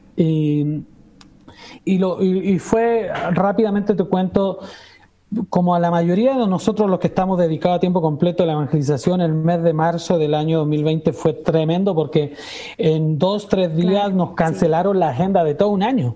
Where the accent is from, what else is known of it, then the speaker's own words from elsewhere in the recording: Chile; moved away as an adult; now in Puebla, Mexico; estando en mi país, en Chile, eh, nunca se me pasó por la cabeza irme de mi tierra